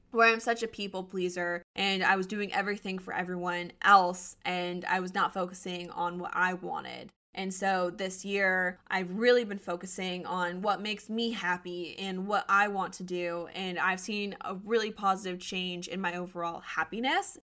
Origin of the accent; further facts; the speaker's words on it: Colorado, United States; moved away as an adult; also born or lived in Arizona; I was born and raised in Colorado, and so going back feels like home.